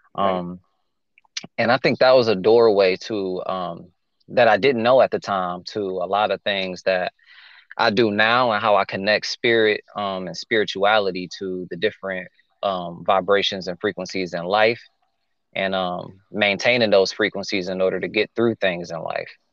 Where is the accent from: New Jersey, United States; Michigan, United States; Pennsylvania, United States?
Michigan, United States; Detroit; moved away; I'm from Detroit, Michigan, originally